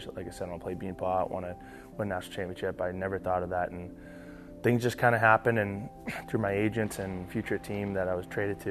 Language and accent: English; Boston, Massachusetts, United States; also born or lived in Saint John; now in Minnesota, United States; grew up in the Boston area, so I love my hometown